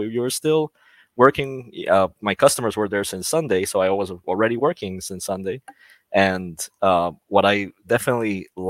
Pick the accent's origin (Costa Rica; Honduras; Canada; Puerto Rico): Costa Rica; also born or lived in Orlando, Florida; now in Florida, United States; I am from Costa Rica, and I work for VMware in the US as a staff technical account manager.